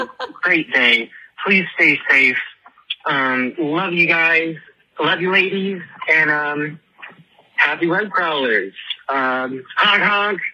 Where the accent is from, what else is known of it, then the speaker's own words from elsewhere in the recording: Henderson, Nevada, United States; I'm from Las Vegas, technically Henderson, but I mean it's all Vegas.